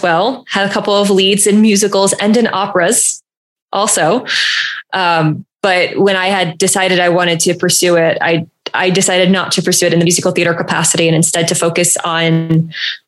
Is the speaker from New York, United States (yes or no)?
no; New Jersey, United States; I grew up in New Jersey